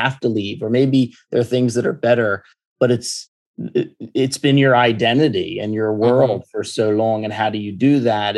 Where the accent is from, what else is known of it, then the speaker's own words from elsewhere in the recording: United States; me growing up in America